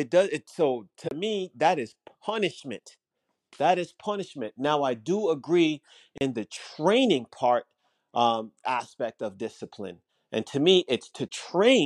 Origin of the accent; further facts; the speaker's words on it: Jamaica; I was raised in Jamaica